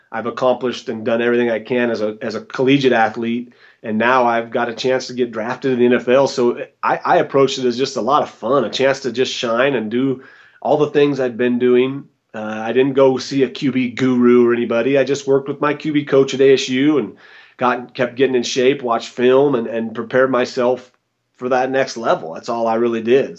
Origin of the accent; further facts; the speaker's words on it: Boise, Idaho, United States; moved away as an adult; also born or lived in Smiley Creek, Idaho / Arizona / Denver, Colorado; now in Boulder, United States; I'm originally from Boise, Idaho, born and raised.